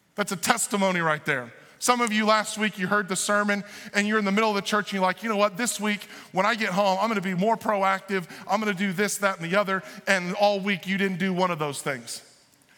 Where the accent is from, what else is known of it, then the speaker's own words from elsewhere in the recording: Illinois, United States; I'm from the Republican part of Illinois.